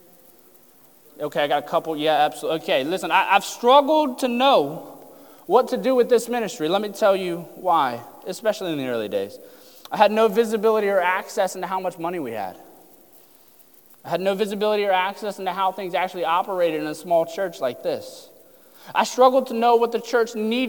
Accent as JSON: {"language": "English", "town": "Lucasville", "region": "Ohio", "country": "United States", "tie": "born or raised there", "moved": "yes", "said": "we're from Southern Ohio, Lucasville, Portsmouth area, right before you get to Kentucky, if you take 23 directly south"}